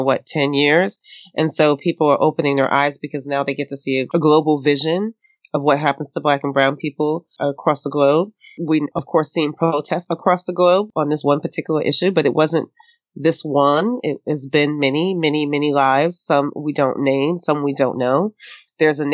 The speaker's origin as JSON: {"language": "English", "town": "New York City", "region": "New York", "country": "United States", "tie": "born or raised there", "said": "I grew up in Harlem in the Bronx in the projects"}